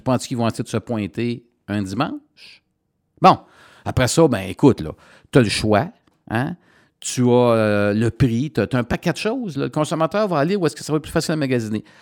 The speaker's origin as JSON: {"language": "French", "town": "Coaticook", "region": "Quebec", "country": "Canada", "tie": "born or raised there", "said": "je suis dans mon patelin"}